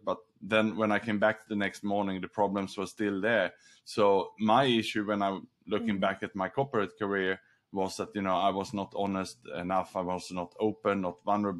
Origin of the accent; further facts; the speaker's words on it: Sweden; also born or lived in Australia; now in Singapore; I was born in Sweden